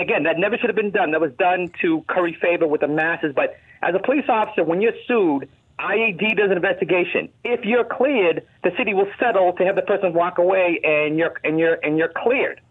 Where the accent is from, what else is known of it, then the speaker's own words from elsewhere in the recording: Belmont, Massachusetts, United States; moved away as an adult; also born or lived in Hartford, Connecticut; I grew up in Belmont, Mass, moved to Hartford in nineteen eighty-eight